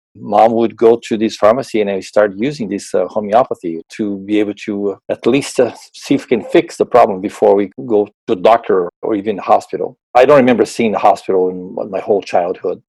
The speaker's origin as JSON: {"language": "English", "country": "Brazil", "tie": "born or raised there", "also_born_or_lived": "Arizona, United States", "moved": "as an adult", "lives_now": "Wisconsin, United States", "said": "I'm originally from Brazil, born and raised in Brazil"}